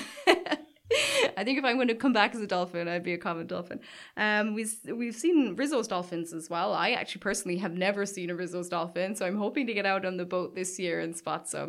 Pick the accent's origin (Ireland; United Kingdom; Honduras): Ireland; Caherdaniel, Munster; I grew up in Cardagna, which is, like, just over the hill from Waterville.